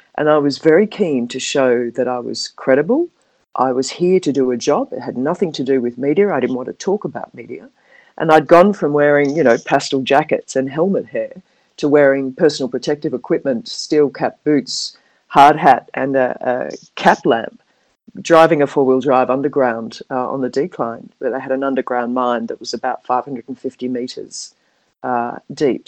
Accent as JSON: {"language": "English", "town": "Perth", "region": "Western Australia", "country": "Australia", "tie": "born or raised there", "also_born_or_lived": "Manly, New South Wales", "accent": "Australian", "moved": "as an adult", "lives_now": "Hong Kong", "said": "I'm Australian, as you uh, probably can pick up by my accent. Um, I went to school and university in Perth in Western Australia"}